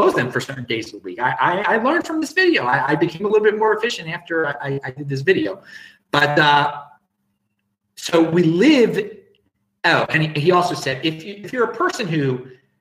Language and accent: English; Baltimore, Maryland, United States; now in Australia; I'm from Baltimore originally, and so I still check the Baltimore web, and I will be back in Baltimore in less than 2 weeks for Thanksgiving with the family